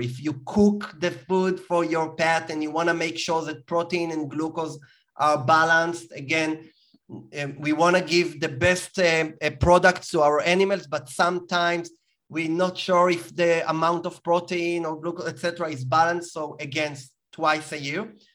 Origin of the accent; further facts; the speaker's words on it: Israel; as you can hear from my accent, I was born in Israel